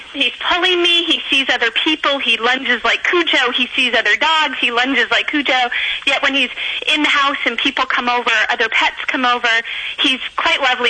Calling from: Morgan Hill, California, United States; I'm calling from Morgan Hill, California

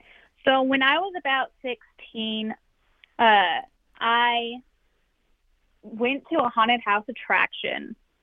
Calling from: Texas, United States; I'm in the panhandle, like up in the north.

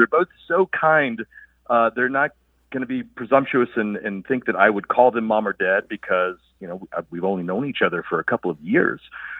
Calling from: Traverse City, Michigan, United States; I'm calling from Traverse City, Michigan.

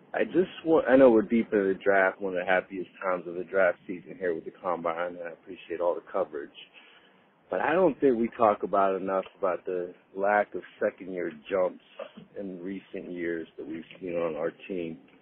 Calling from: Easton, Pennsylvania, United States; I'm calling from Easton, Pennsylvania

